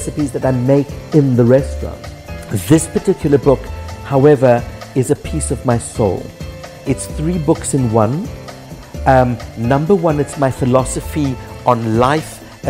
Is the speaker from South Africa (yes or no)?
yes; Krugersdorp, Gauteng, South Africa; moved away as an adult; now in Cyprus; the tiny little mining town that I grew up in Krugersdorp